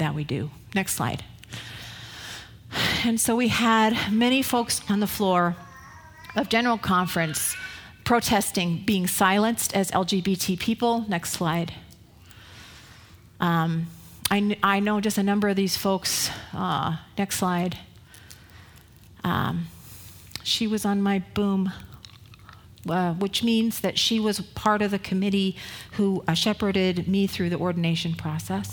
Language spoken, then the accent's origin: English; Northern California, United States; I'm from Northern California.